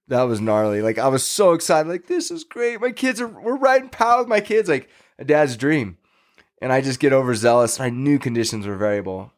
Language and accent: English; Fresno, California, United States; now in Tahoe area, United States; in my teens, growing up in Fresno